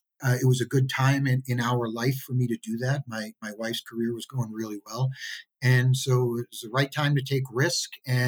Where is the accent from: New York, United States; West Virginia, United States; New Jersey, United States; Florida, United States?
New York, United States; New York City; now in Denver, United States; Yeah, well, my family owned a fish market for three generations in the Bronx. So I grew up to a small family-owned business